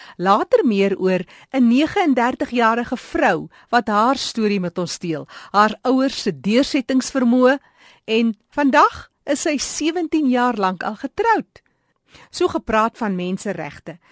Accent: Steinkopf, Northern Cape, South Africa; moved away; Ek is oorspronklik van Steenkop

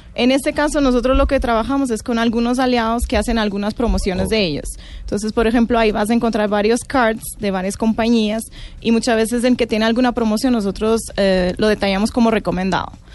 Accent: Portugal; Spanish is a second language; moved away as an adult; now in Colombia; Yo soy de Portugal

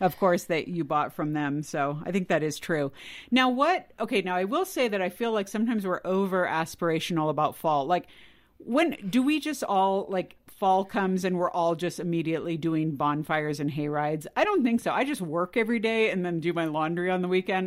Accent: California, United States; moved away; I grew up in California

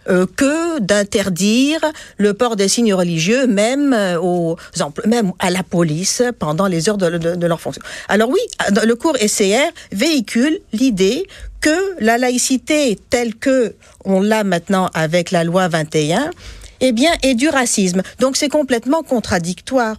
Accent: Tunisia; now in Quebec, Canada; Moi, je suis tunisienne.

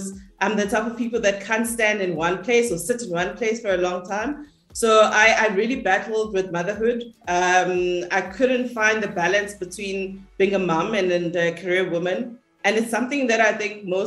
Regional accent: Durban, KwaZulu-Natal, South Africa; moved away as an adult; also born or lived in Johannesburg; I grew up in Lamontville, a township, a small township in Durban

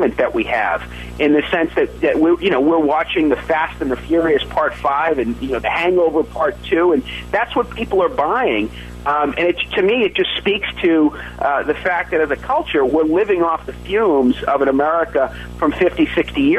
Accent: Massachusetts, United States; my home state of Massachusetts

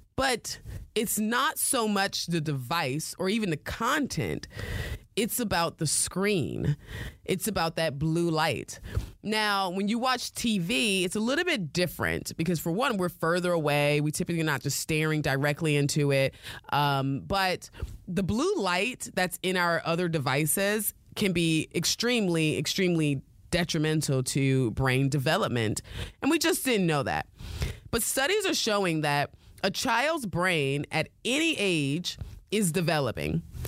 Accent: United States; accent: American; my American accent

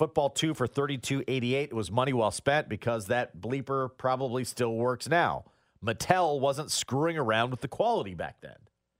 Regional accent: Iowa, United States; I am from Iowa.

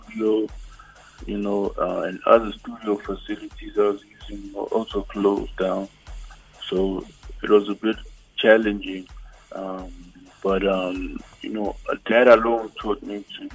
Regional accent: Johannesburg, Gauteng, South Africa; I was born and raised in Johannesburg

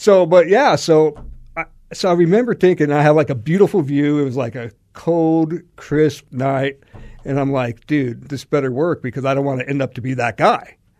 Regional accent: Alaska, United States; moved away as an adult; now in Arizona, United States; I'm from Alaska

